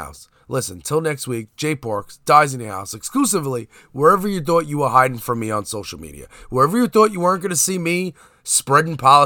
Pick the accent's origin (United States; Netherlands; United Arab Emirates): United States; New York City, New York; I grew up on East 94th Street between J and K